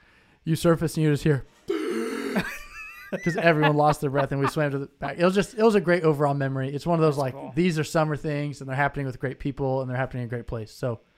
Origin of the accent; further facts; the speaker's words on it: Indianapolis, Indiana, United States; moved away; also born or lived in Michigan; I was from Indianapolis.